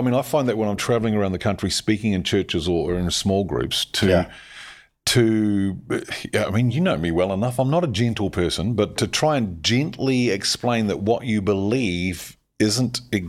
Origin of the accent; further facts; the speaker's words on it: New Zealand; as a Kiwi